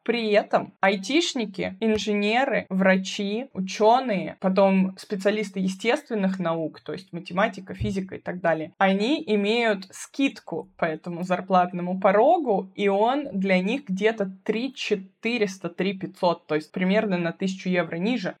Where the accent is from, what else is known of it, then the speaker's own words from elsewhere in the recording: Moscow, Russia; moved away as an adult; now in Bavaria, Germany; Я вообще из Москвы, и первое образование я получила в Москве